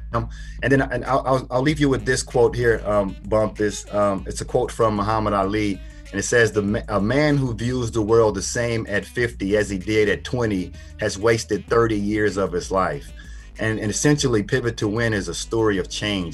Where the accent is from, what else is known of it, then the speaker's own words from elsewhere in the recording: Port Arthur, Texas, United States; I grew up in Port Arthur, Texas